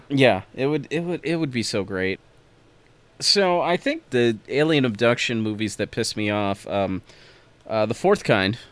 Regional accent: United States; as an American

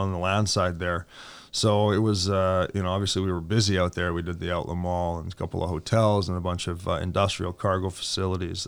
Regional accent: Edmonton, Alberta, Canada; I was born and raised in Edmonton

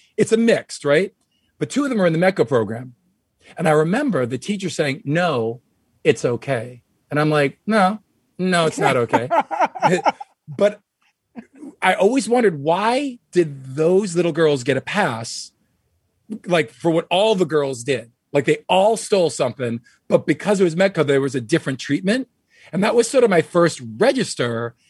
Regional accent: Wayland, Massachusetts, United States; my hometown of Wayland, Massachusetts

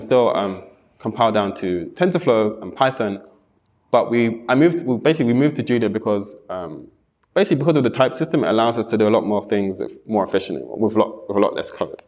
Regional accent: London, United Kingdom; moved away; also born or lived in Japan; I'm from London

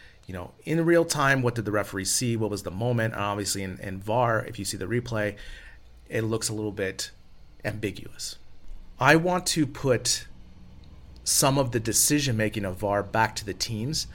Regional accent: San Francisco Bay Area, California, United States; I'm from San Francisco Bay Area

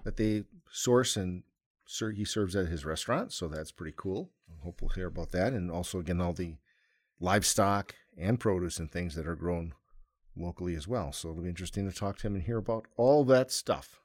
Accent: Wisconsin, United States; we're from Wisconsin

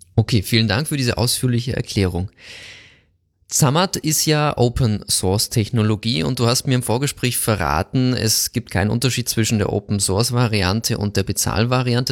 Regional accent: Bavaria, Germany; kommen wir beide aus Bayern

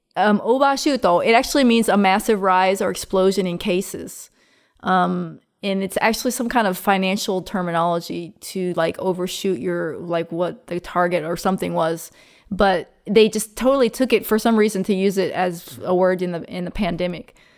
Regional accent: Virginia, United States; moved away as an adult; now in Japan; I'm from Virginia.

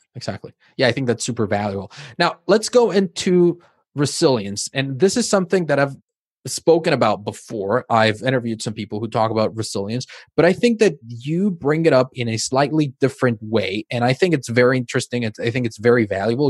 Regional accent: Mexico; now in Spain; I grew up in Mexico. My family is Mexican

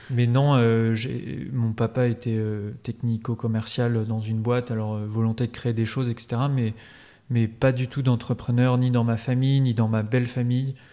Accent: Paris, Île-de-France, France; also born or lived in Normandy; now in Nantes, France; Moi, j'ai grandi euh, à Paris, puis en Normandie.

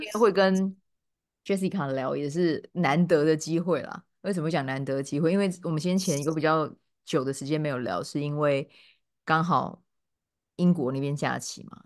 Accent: Kaohsiung, Taiwan; accent: Chiayi coastal (haikou) Taiwanese; moved away as an adult; now in United Kingdom; 虽然说我是高雄人，可我爸妈都嘉义嘛

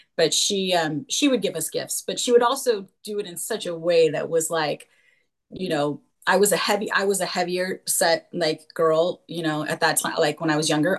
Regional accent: California, United States; moved away as an adult; also born or lived in Utah; I was raised in California, but we decided to move to Utah

